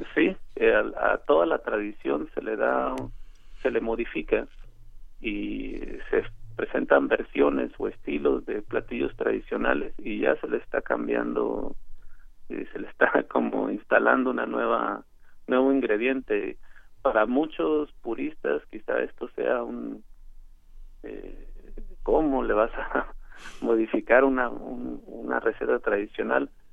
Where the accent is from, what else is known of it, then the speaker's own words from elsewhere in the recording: Tijuana, Baja California, Mexico; yo soy reportero y además soy nativo de Tijuana